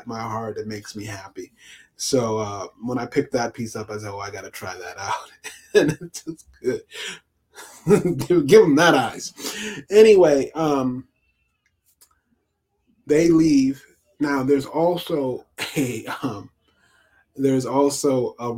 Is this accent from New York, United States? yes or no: yes; New York, United States; now in Pennsylvania, United States; as a New Yorker